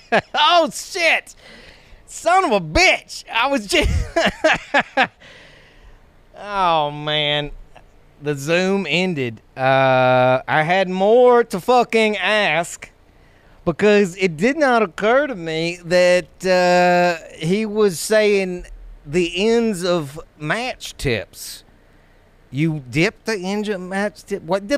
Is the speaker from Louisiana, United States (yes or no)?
yes; Louisiana, United States; From my home state of Louisiana.